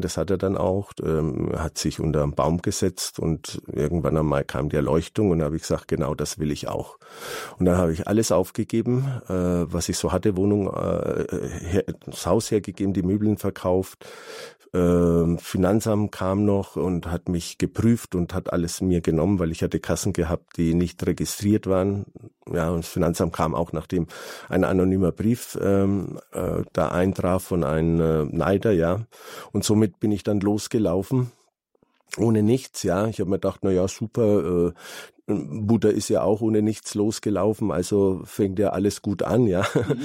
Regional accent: Calabria, Italy; moved away; Ich bin ja aus Süditalien, aus Kalabrien

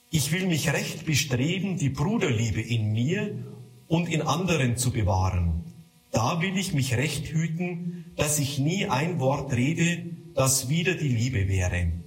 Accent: Altötting, Bavaria, Germany; ich komme aus dem Gnadenort Altötzing.

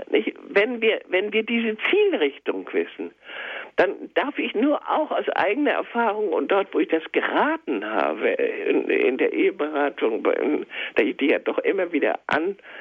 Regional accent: Schleswig-Holstein, Germany; ich bin ja in Schleswig-Holstein geboren und in Schleswig-Holstein zur äh, meine Ausbildung ähm, gehabt, meine Schulzeit

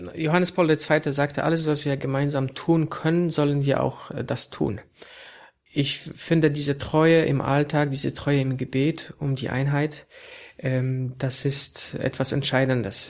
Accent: Poland; moved away as an adult; also born or lived in Warsaw; now in Berlin, Germany; ich als Pole äh, hier in Deutschland arbeite

